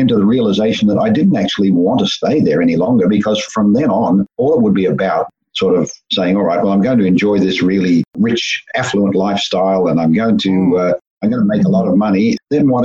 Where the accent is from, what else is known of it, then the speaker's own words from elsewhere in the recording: Melbourne, Victoria, Australia; I grew up in Australia and born in Melbourne and largely raised in Melbourne